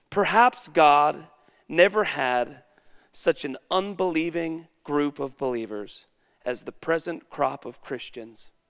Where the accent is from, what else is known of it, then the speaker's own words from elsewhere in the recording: Woodland, United States; Because I'm from Woodland and I should have a story about that too.